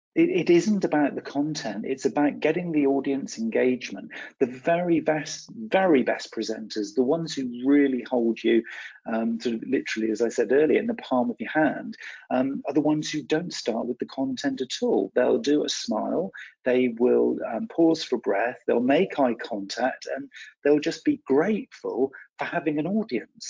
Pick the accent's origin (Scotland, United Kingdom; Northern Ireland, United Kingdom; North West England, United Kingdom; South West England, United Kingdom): South West England, United Kingdom; West Country; I'm from the West Country uh, here in the UK.